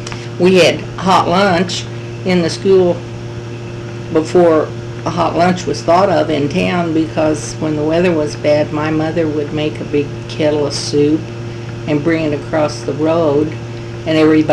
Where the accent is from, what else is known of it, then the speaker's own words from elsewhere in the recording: Sheridan County, Missouri, United States; also born or lived in Marceline, Missouri; I was born in Sheridan County in 1926, a mile and a half southwest of town, and lived in the rural community until I was married in 1949. Moved to Marceline.